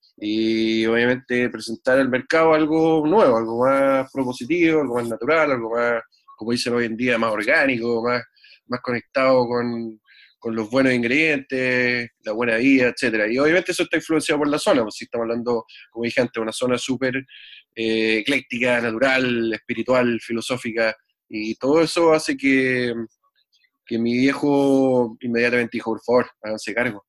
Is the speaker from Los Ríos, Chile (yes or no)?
no; Santiago, Santiago Metropolitan Region, Chile; moved away as an adult; also born or lived in southern Chile; now in United States; nacido y criado en Santiago